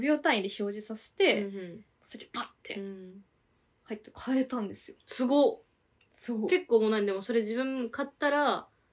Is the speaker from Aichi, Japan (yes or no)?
no; Tokyo, Japan; 都内に住んでるからさ